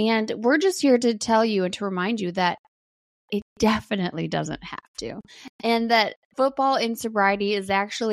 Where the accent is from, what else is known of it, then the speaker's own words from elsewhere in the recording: Wisconsin, United States; also born or lived in Green Bay, Wisconsin; now in Atlanta, United States; We're from Wisconsin. I went to school in Green Bay